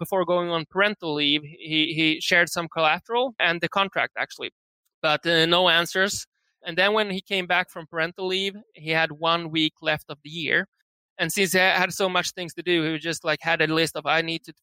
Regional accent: Sweden; moved away as an adult; also born or lived in San Francisco; we are from Sweden, living in San Francisco back then

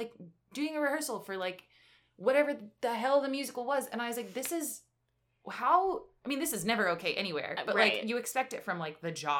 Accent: New Jersey, United States; my hometown

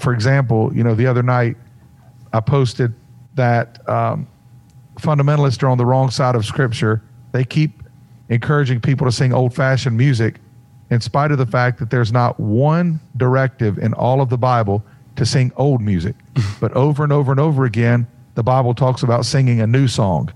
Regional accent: Mount Airy, North Carolina, United States; I'm from Mount Airy, North Carolina, which is the original Mayberry

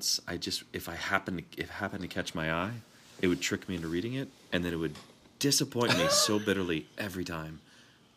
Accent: South Florida, United States; growing up poor like I did, I read my friend's comics. This mm-hmm. would be in South Florida

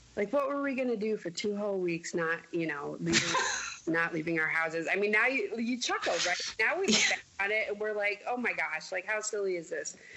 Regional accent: Mason City, Iowa, United States; moved away as an adult; also born or lived in Denver, Colorado / Connecticut; I grew up in Mason City, Iowa, but I grew up as a person in my 20s in Denver

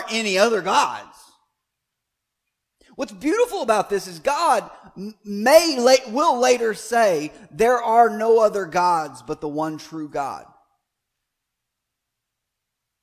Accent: United States; as an American

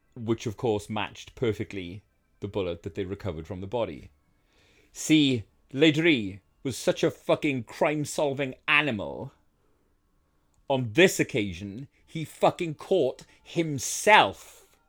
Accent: United Kingdom; I am a Brit

